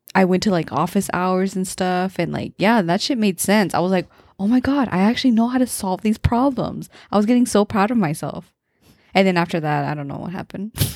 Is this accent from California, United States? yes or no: yes; Modesto, California, United States; growing up in Modesto